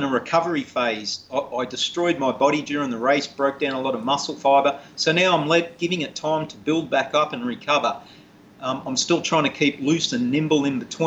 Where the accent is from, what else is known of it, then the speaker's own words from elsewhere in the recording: Australia; I'm Australian